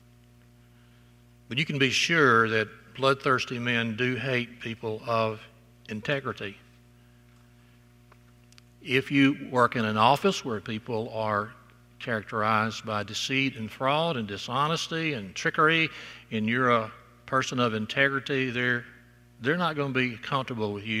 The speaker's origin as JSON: {"language": "English", "region": "South Alabama", "country": "United States", "tie": "born or raised there", "said": "growing up in South Alabama"}